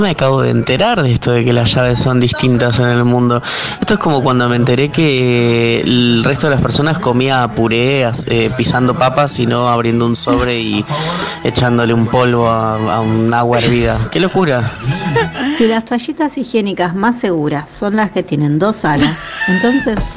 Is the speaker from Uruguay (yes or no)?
yes; Uruguay; now in New York, United States; Soy uruguaya, pero vivo en Nueva York.